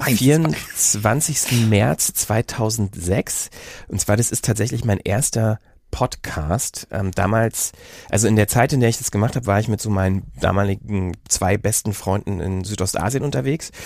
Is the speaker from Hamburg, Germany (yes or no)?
no; Berlin, Germany; accent: Berlinerisch; moved away; also born or lived in Bielefeld; in Berlin oder so Umgebung aufgewachsen, dann irgendwie nach Bielefeld und da haben ja alle Hochdeutsch gesprochen